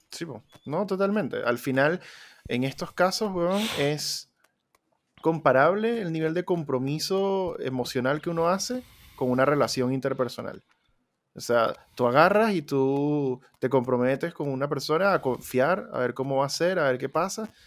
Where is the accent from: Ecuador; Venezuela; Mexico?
Venezuela; moved away; Yo cuando salí de Venezuela dejé como tres instrumentos allá y ya los di por perdidos